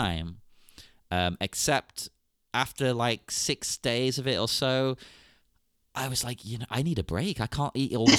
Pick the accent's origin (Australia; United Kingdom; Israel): United Kingdom; England; as an English person, back in the 90s